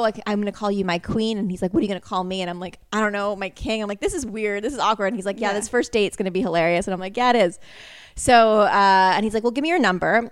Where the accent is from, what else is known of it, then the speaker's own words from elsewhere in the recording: Connecticut, United States; I'm from Connecticut.